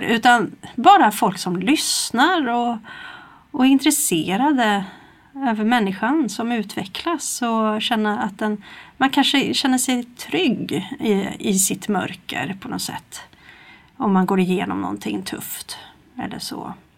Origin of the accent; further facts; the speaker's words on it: Stockholm, Stockholm County, Sweden; now in Kristinehamn, Sweden; jag är ju från Stockholm från början och kom hit